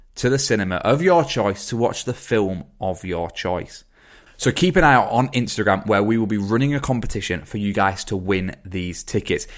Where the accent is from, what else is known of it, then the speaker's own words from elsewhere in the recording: England, United Kingdom; we're from England